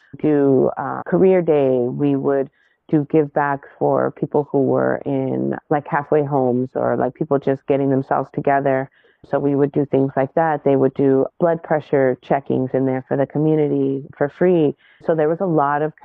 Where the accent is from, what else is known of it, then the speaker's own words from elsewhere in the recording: Inland Empire, Southern California, United States; also born or lived in Los Angeles County; I grew up in the Inland Empire, well, partially in LA County, and then the Inland Empire as I came into like my young adult life and teenage years